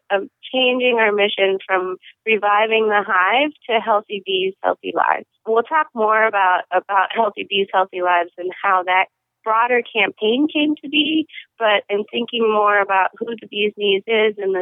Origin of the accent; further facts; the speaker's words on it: central Wisconsin, United States; I'm from central Wisconsin